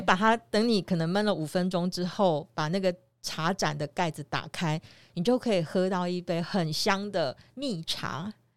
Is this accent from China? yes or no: no; Chiayi, Taiwan; 特别是像我在嘉义这种，呃，所谓的木材加工嗯哼。大城市嗯哼。的地方出生